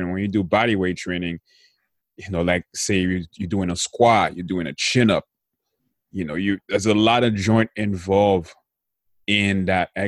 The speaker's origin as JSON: {"language": "English", "country": "Haiti", "tie": "born or raised there", "said": "growing up in Haiti"}